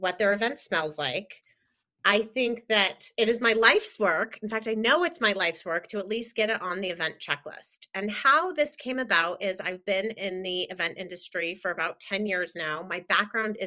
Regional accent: Denver, Colorado, United States; I'm currently in my mostly hometown of Denver, Colorado.

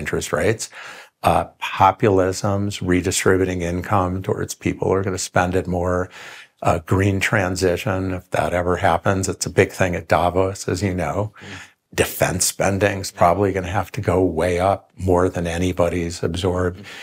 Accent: Rochester, New York, United States; I grew up in Rochester, New York.

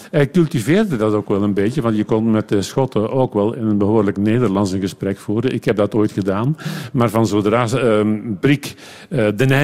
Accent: Flemish Brabant, Belgium; Ik ging veel liever naar de dorpscafé bij ons in Leuvenjoel, in het Leuvense.

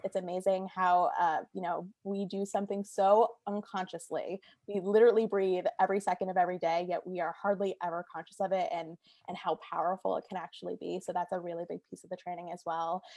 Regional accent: Naugatuck, Connecticut, United States; also born or lived in Stamford, Connecticut; I'm from Connecticut as well. I'm, I'm from the Naugatuck area

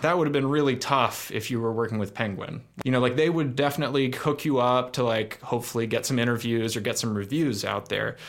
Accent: Oakland, California, United States; I grew up in Oakland

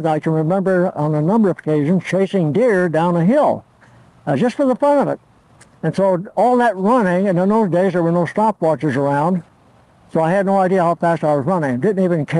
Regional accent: Torrance, California, United States; first language Italian; English is a second language; also born or lived in Olean, New York; I was born January 26, 1917 in Olean, New York. I moved to California for my health. I had pneumonia. And so ever since I was 2 years old, I lived in Torrance, California

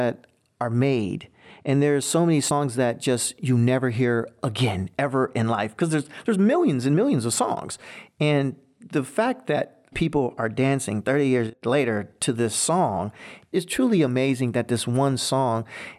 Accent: Hammond, Indiana, United States; I grew up in Hammond, Indiana, small town near Chicago.

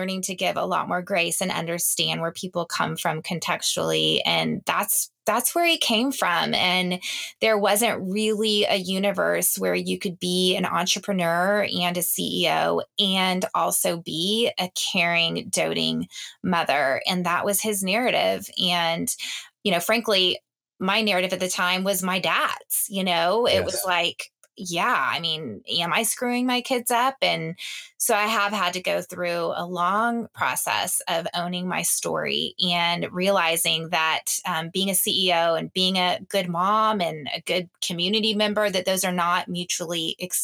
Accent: the South, United States; growing up in the South with parents that had very traditional roles

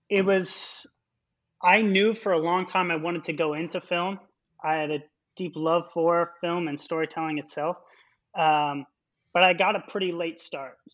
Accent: Spokane, Washington, United States; moved away as an adult; also born or lived in Seattle, Washington / Gonzaga University / Rio de Janeiro, Brazil; now in New York City, United States; based out of New York City and Rio de Janeiro, Brazil. Um, but I'm originally from Washington State, and Spokane, many years ago, right? Spokane, Spokane, yeah, born in Seattle, raised in Spokane.

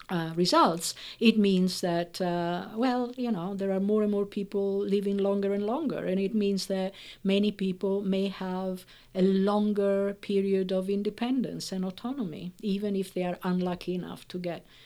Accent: Italy; first language Italian; English is a second language; So I'm speaking English to you, but my Italian, which is my native language, and the other languages I know, uh, I have to keep them under control.

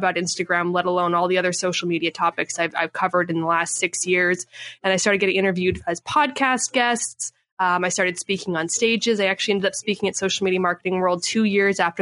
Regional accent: Canada; moved away as an adult; now in San Diego, United States; I was born and raised in Canada

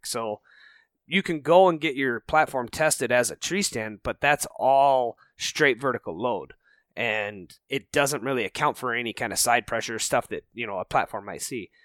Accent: Rocky Mountains, United States; moved away as an adult; also born or lived in Minnesota; I grew up out in the Rocky Mountains

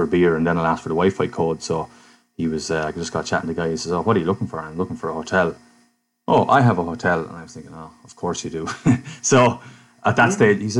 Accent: Ireland; I was from Ireland

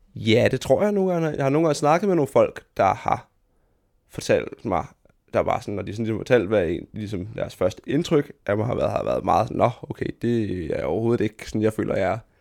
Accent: Fredericia, Southern Denmark, Denmark; jeg voksede op i Fredericia, som er en, en mellemstor by i land

